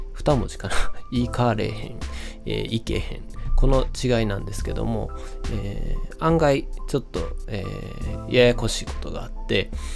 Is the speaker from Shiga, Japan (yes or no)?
yes; Shiga, Japan; accent: Kansai dialect (Kyoto-influenced); also born or lived in Kyoto / Hyogo; now in Osaka, Japan; 僕が生まれたのは京都という場所ですそれから子供時代は滋賀県で育ってその後、え兵庫や大阪にも、え住みました今現在は大阪に住んでいます